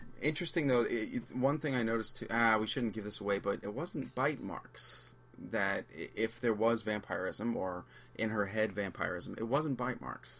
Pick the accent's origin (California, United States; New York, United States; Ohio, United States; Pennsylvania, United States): New York, United States; New York City; moved away as an adult; I've been out of New York. I'm from New York. It's been 20 years.